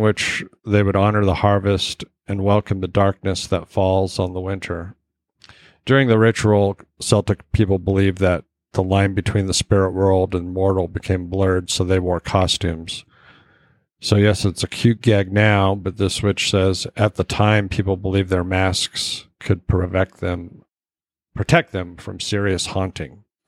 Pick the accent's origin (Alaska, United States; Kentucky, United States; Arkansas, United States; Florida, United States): Alaska, United States; I grew up in Alaska